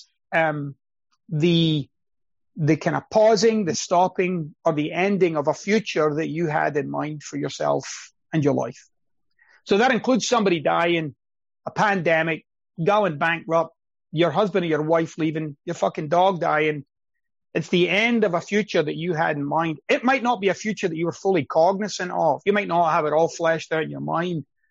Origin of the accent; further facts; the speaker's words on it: Scotland, United Kingdom; moved away; I'm Scottish